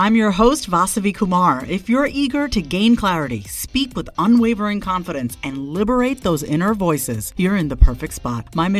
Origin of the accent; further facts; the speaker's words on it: New York, United States; now in Austin, United States; Reminds me of being back, you know, living in the East Coast, being a New Yorker, and actually seeing the seasons change from, you know, spring to summer to fall and winter.